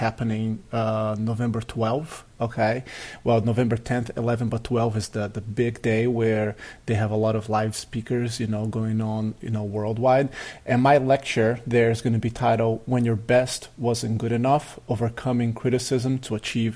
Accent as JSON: {"language": "English", "country": "Brazil", "tie": "born or raised there", "moved": "yes", "said": "I played soccer at a very high level growing up in Brazil"}